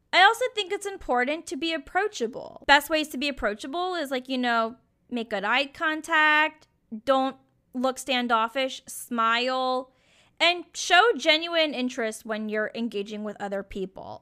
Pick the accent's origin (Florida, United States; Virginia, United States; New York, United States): Virginia, United States; Richmond; moved away as an adult; also born or lived in Norfolk, Virginia / Lexington, Kentucky / San Francisco; now in Portland, United States; my hometown of Richmond, Virginia.